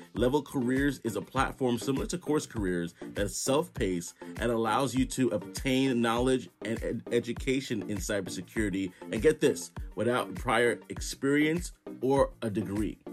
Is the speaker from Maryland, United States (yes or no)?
no; New York City, New York, United States; also born or lived in central New Jersey; now in New Jersey, United States; I'm in, in central New Jersey right now, but I'm originally from Brooklyn, New